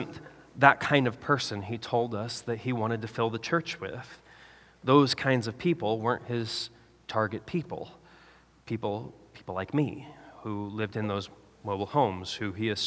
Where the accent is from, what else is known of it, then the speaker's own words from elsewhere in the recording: Nebraska, United States; When I was a kid growing up in Nebraska